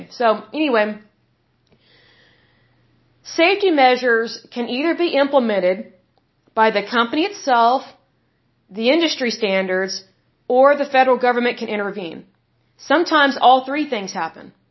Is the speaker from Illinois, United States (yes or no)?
no; Oklahoma, United States; I'm from Oklahoma, and way back in the day, we had a lot of mills and factories here.